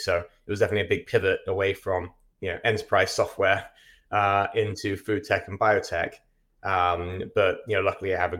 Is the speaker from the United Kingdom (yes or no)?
yes; England, United Kingdom; moved away as an adult; now in United States; I am English. Started my first company in the UK.